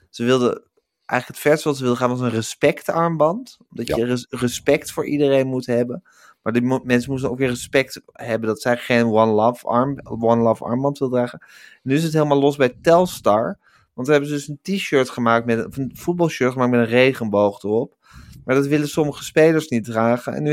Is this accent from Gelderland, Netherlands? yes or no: yes; Gelderland, Netherlands; Ik ben een echte Gelderlander.